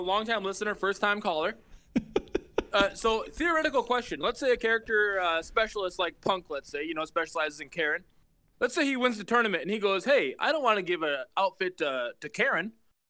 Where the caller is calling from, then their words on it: Holden Lake, Michigan, United States; from Holden Lake, Michigan.